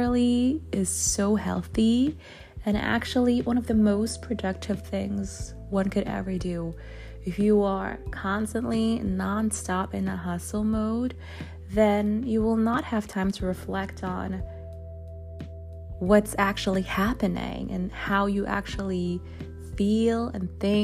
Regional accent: Germany; now in Netherlands; I was raised in Germany

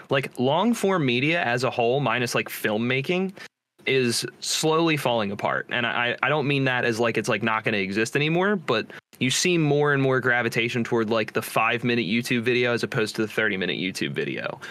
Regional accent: New Jersey, United States; I'm from New Jersey

